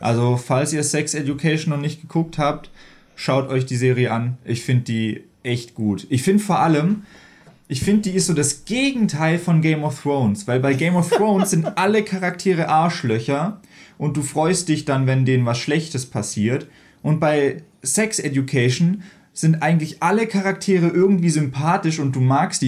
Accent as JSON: {"language": "German", "region": "Baden-Württemberg", "country": "Germany", "moved": "yes", "said": "ich komme ja eigentlich aus Baden-Württemberg"}